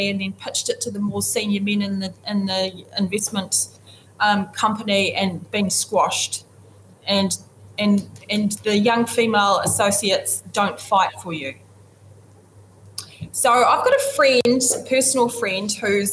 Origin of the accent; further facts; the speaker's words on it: New Zealand; as a New Zealander of Indigenous background and a woman in fintech